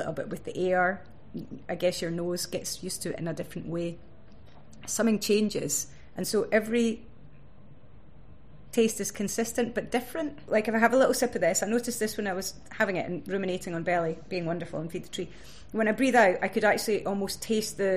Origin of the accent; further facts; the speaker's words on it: Stirling, Scotland, United Kingdom; growing up in Stirling